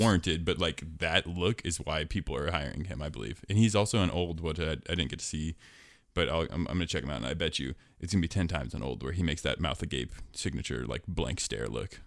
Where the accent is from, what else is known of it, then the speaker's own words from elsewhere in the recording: Portland, Oregon, United States; I was born in Portland. That's my hometown